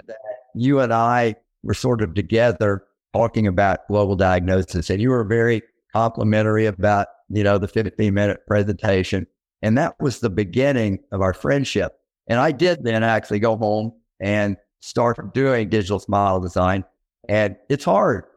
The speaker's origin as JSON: {"language": "English", "town": "Little Rock", "region": "Arkansas", "country": "United States", "tie": "born or raised there", "also_born_or_lived": "Memphis, Tennessee", "said": "I grew up in Little Rock, Arkansas"}